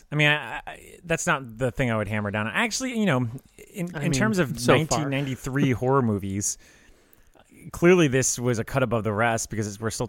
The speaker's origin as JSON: {"language": "English", "country": "Ireland", "said": "We are Irish, so we might as well be talking about it."}